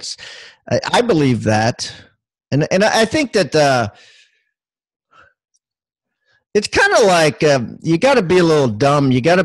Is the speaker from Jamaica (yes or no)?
no; Maryland, United States; moved away as an adult; now in South Carolina, United States; I live in South Carolina and I am from Maryland.